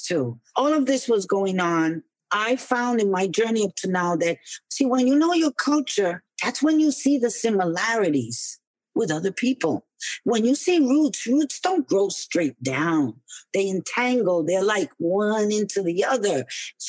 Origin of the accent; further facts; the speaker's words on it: New York City, New York, United States; growing up in New York.